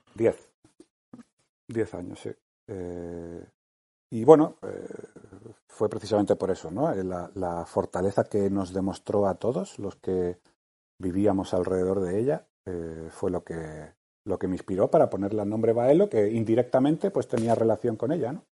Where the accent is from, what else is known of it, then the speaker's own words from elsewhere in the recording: Málaga, Andalusia, Spain; also born or lived in Madrid; vivíamos en Madrid y somos de Málaga